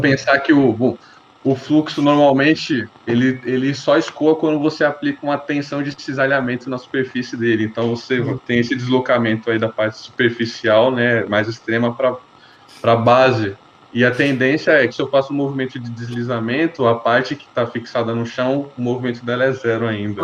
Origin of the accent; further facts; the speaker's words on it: Brazil; nós nascemos no Brasil apenas a falar português